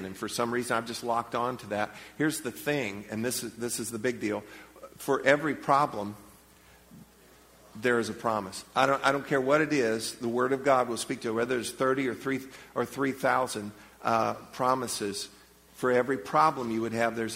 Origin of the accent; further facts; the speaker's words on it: Leesburg, United States; I'm from Leesburg